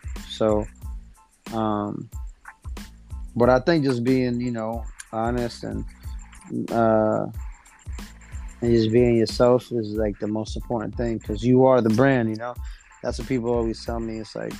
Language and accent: English; East Coast, United States; on the West Coast, I don't know if it's because I'm from the East Coast, but they show me a lot of love.